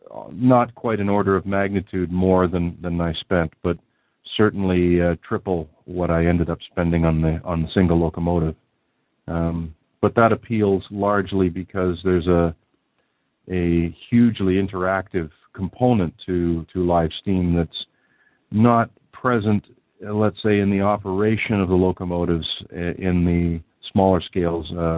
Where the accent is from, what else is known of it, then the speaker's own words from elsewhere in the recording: Southern Ontario, Canada; where I grew up here in Southern Ontario